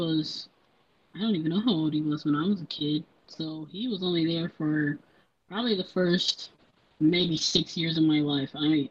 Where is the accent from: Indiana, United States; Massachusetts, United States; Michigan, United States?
Indiana, United States; Gary; I grew up in Gary, Indiana, my entire life